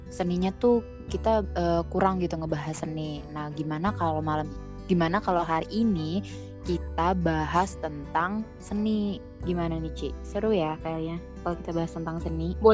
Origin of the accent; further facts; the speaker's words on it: Sumedang, West Java, Indonesia; di kampung gue tuh di Semedang ya. Ya jadi kan kampung gue itu Semedang ya. Semedang itu kan Sunda ya.